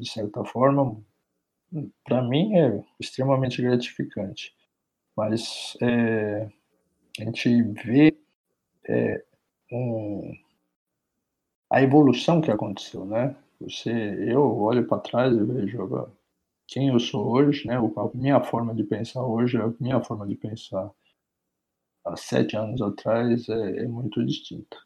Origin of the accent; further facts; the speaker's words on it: Santos, São Paulo, Brazil; also born or lived in United States / Germany; eu sou santista, nasci em Santos minha família toda é de Santos